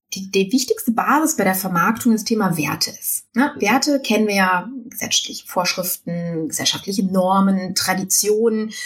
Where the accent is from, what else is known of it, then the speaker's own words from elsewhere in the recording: Düsseldorf, North Rhine-Westphalia, Germany; ich komme aus Düsseldorf